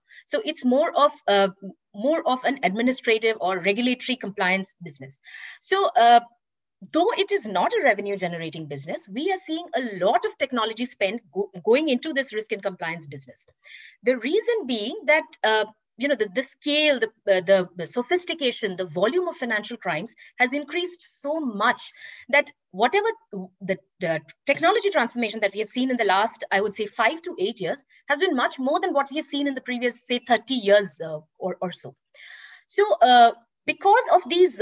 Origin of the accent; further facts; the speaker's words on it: India; moved away as an adult; also born or lived in New York / London / Singapore / Frankfurt; I was born and raised in India, and I started my career in India as well